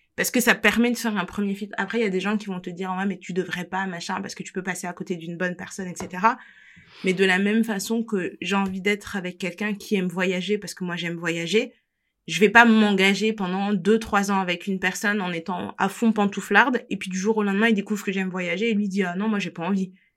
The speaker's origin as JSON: {"language": "French", "country": "France", "said": "je suis française"}